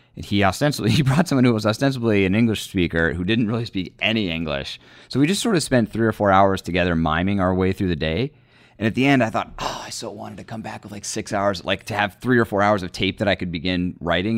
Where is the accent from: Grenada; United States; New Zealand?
United States; Northern Virginia; moved away as an adult; now in Washington, United States; I grew up in Northern Virginia